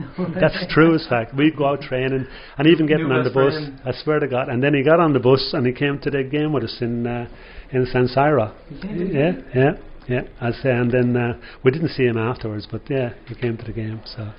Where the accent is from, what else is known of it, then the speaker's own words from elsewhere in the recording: Dublin, Leinster, Ireland; accent: Dublin; forgive my Dublin accent here